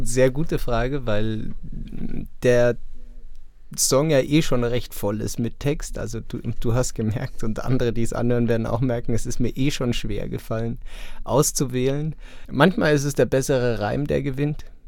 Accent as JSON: {"language": "German", "area": "suburb of Augsburg", "region": "Bavaria", "country": "Germany", "tie": "born or raised there", "lives_now": "Munich, Germany", "said": "Ich bin hier geboren und wurde aber weggezogen von meinen Eltern, als ich acht war. Jetzt nicht besonders weit weg, aber in einen Vorort von Augsburg."}